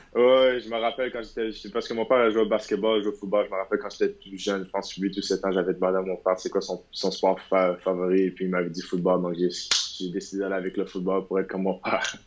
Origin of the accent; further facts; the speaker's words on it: Montreal, Quebec, Canada; moved away; je viens de Montréal